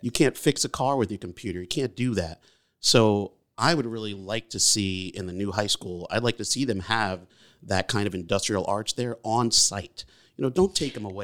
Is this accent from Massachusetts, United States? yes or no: no; Beacon, New York, United States; also born or lived in Brooklyn, New York; I was born in Brooklyn, but raised here in Beacon